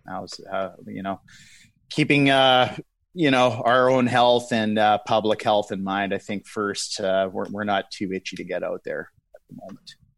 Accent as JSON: {"language": "English", "town": "Winnipeg", "region": "Manitoba", "country": "Canada", "said": "I'm from Winnipeg, Treaty One territory, uh, homeland of the Métis Nation here in Manitoba, Canada"}